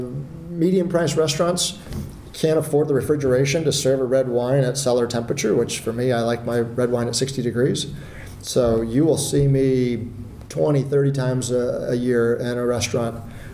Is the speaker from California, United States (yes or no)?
yes; Palo Alto, California, United States; I grew up in Palo Alto